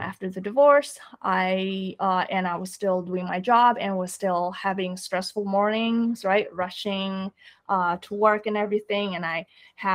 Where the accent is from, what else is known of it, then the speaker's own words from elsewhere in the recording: Indonesia; moved away; I grew up in Indonesia.